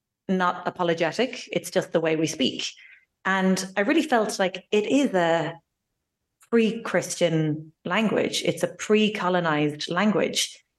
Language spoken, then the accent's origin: English; Ireland; also born or lived in Basque Country; Like, no, we're Irish. Like, let's be proud of all our history, everything that's been built in our little island.